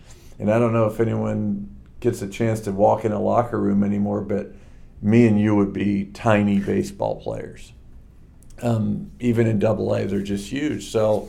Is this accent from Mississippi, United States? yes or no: no; Springfield, Missouri, United States; also born or lived in Chillicothe, Ohio / New Jersey / Leavenworth; And so we moved from Chillicothe to New Jersey to Leavenworth to Colorado Springs to Springfield, Missouri. And that's where I went to high school, met Joanne, my wife, and made Missouri home. But born in Chillicothe.